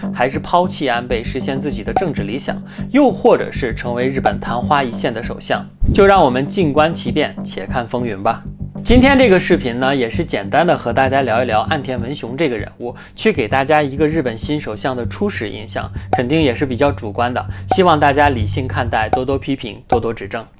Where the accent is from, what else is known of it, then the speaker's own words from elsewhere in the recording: China; 咱们中国